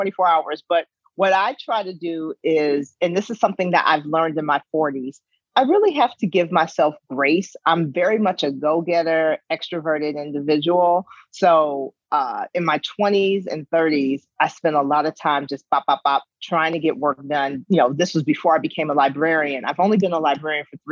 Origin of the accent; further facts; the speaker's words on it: Chicago, Illinois, United States; moved away as an adult; now in Iowa, United States; I've been a resident of Iowa for over 20 years, but I am born and bred from the South Side of Chicago. That is my home.